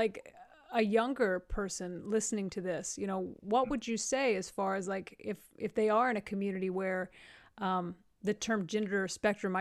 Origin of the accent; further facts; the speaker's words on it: Amarillo, Texas, United States; I grew up in Amarillo, Texas